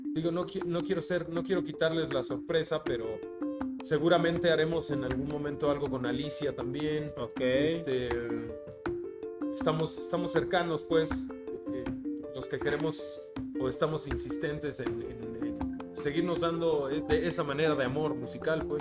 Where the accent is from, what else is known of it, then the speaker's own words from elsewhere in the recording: Mexico City, Mexico; yo nací en la ciudad, soy totalmente de la Ciudad de México